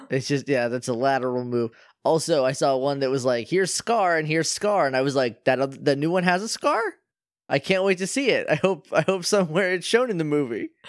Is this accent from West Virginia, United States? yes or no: no; New Hampshire, United States; that's my home state that I love.